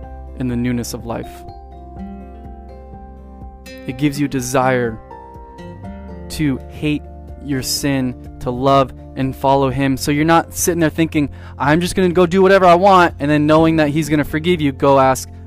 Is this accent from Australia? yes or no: no; San Diego, California, United States; I grew up in San Diego, and we lived by the beach